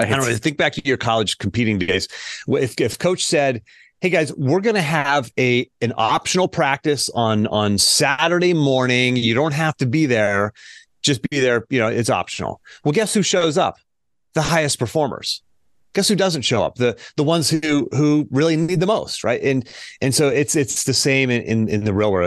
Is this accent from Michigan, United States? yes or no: no; Pittsburgh, Pennsylvania, United States; now in Charlottesville, United States; born and raised in Pittsburgh, Pennsylvania. Uh, I currently live in Charlottesville, Virginia